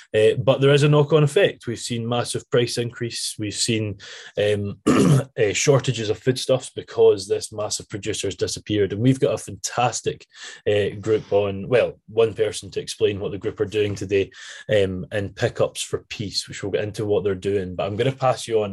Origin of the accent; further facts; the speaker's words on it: Scotland, United Kingdom; I'm definitely Scottish